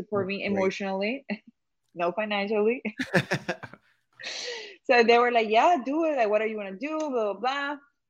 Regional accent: Cali, Valle del Cauca, Colombia; accent: Colombian; English is a second language; moved away as an adult; also born or lived in England; now in Los Angeles, United States; live in LA right now. I've been based here since 2017. And I moved here straight from Cali, Colombia, my hometown.

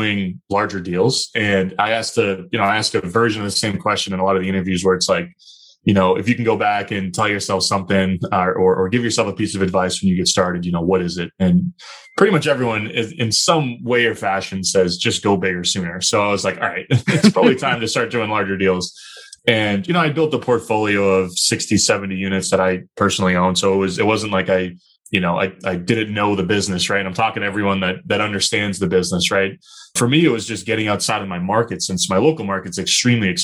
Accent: Chester, New Hampshire, United States; moved away as an adult; now in Boston, United States; So I grew up southern New Hampshire, a really small town called Chester, New Hampshire

